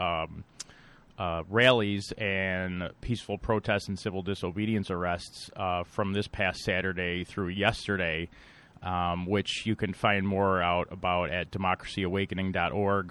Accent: Buffalo, New York, United States; Buffalo, which I know well because it's my hometown. I still live here

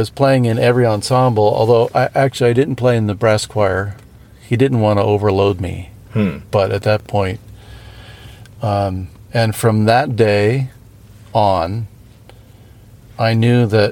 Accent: outside of Pittsburgh, Pennsylvania, United States; moved away; I grew up outside of Pittsburgh.

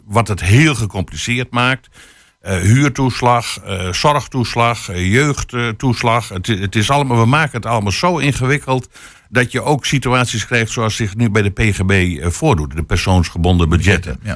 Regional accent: Friesland, Netherlands; now in Twente, Netherlands; ik ben geboren getogen in Friesland

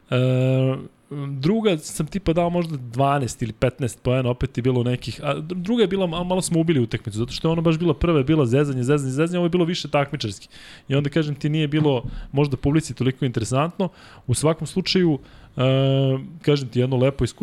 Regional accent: Belgrade, Serbia; ja sam rođen u Beogradu 28.4.1982.

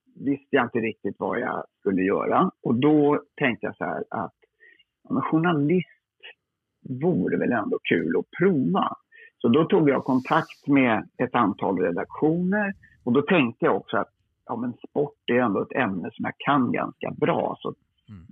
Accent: Lidingö, Stockholm County, Sweden; på Lidingö där jag är uppvuxen

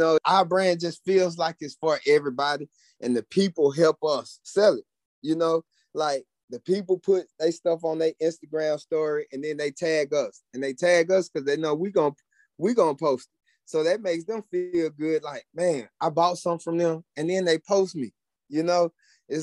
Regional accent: College Park, Georgia, United States; from where I'm from College Park, Georgia, none of my people in my neighborhood grew up playing golf

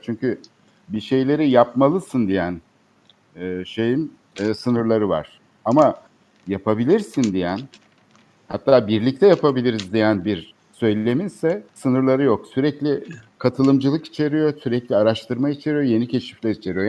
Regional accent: Istanbul, Turkey; Biz çocukluğumuzdan evet. beri İstanbul'da

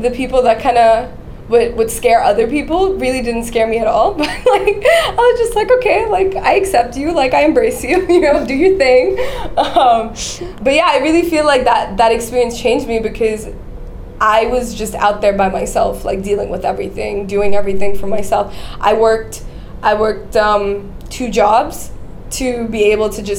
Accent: Dubai, United Arab Emirates; moved away as an adult; also born or lived in Kerala, India / San Francisco; I was born and raised in Dubai. I'm Indian, but born and raised in Dubai.

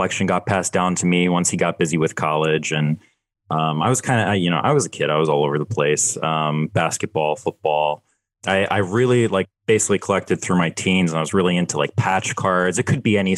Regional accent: Philadelphia, Pennsylvania, United States; I'm a Philly guy. I'm from Philadelphia

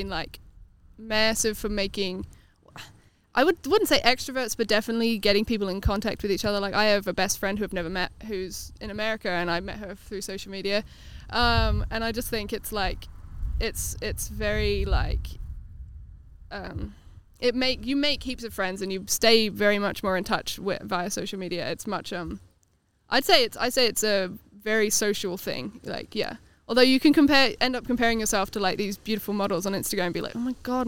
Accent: England, United Kingdom; now in New Zealand; I'm originally from England, but I moved here

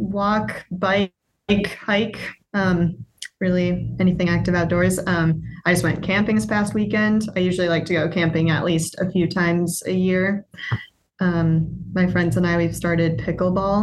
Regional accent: Brookfield, Wisconsin, United States; also born or lived in Milwaukee; I'm from Brookfield, it's nice. I've got family here and still friends from home

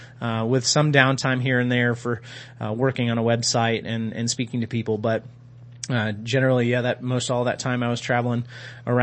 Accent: Georgia, United States; I am from Georgia and, Coca-Cola is king down there

